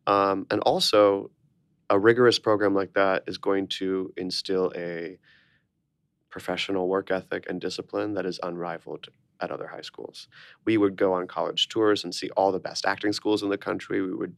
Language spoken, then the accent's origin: English; Orlando, Florida, United States; moved away as an adult; now in New York, United States; us down to Orlando, Florida, which I spent 18 years living in Orlando, Florida. Very strange place to grow up, but I did.